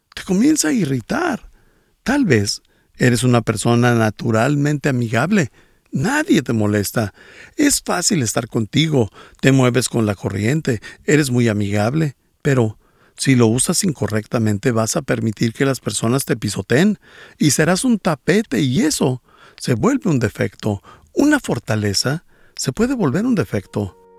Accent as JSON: {"language": "Spanish", "country": "Bolivia", "said": "soy de Bolivia"}